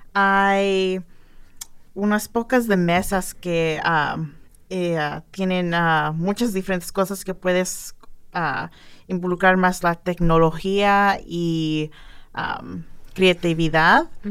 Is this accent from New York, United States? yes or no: no; outside Los Angeles, California, United States; moved away as an adult; also born or lived in San Diego, United States; now in Bloomington, United States; yo soy de California, fuera de Los Ángeles. Um, nací ahí, ah, hice mi escuela